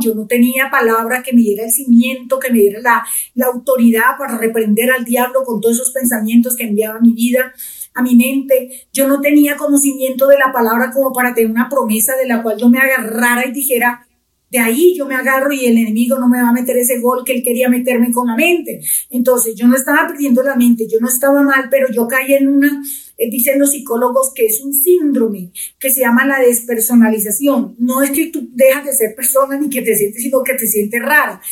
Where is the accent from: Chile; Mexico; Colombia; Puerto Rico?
Colombia; Pitalito, Huila; moved away as an adult; now in Bogotá, Colombia; yo soy del sur de Colombia, de la ciudad de Pitalito, Huila. Eh, mi familia es numerosa, yo soy de las menores